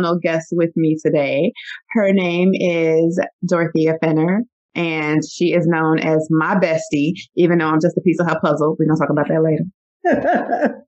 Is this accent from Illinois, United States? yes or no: yes; Chicago, Illinois, United States; I'm also from the West Side. West Side. Born and raised, love it